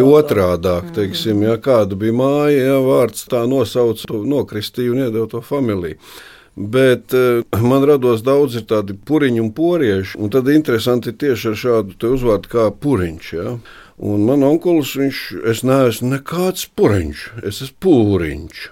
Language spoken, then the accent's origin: Latvian; Asare, Jēkabpils Municipality, Latvia; par asari, eh, muna dzimto puse